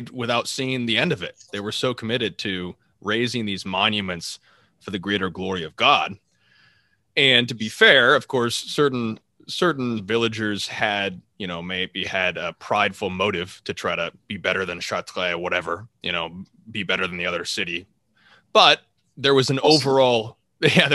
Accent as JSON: {"language": "English", "country": "United States", "said": "as an American"}